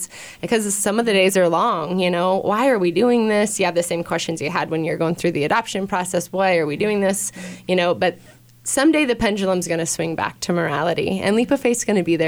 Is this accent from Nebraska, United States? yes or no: yes; Kearney, Nebraska, United States; I'm from Kearney